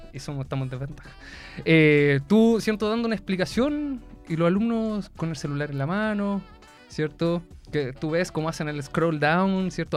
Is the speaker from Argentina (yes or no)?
no; Viña del Mar, Valparaíso, Chile; now in Concepción, Chile; yo soy de Viña del Mar, acá en Conce